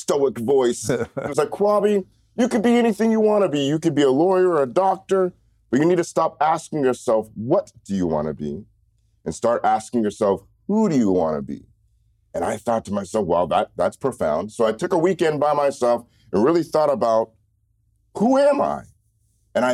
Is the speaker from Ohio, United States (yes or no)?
no; University Place, Washington, United States; also born or lived in Reno, Nevada / Bellingham, Washington / Tacoma, Washington; we moved to University Place, and that's where I grew up